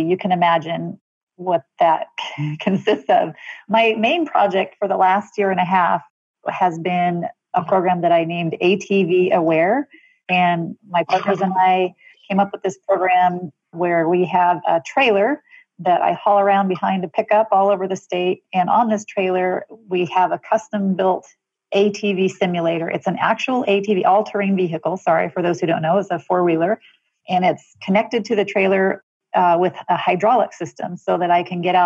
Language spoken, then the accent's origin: English; McCook, Nebraska, United States; now in Minden, United States; I grew up in McCook, Nebraska. That's where I've lived most of my life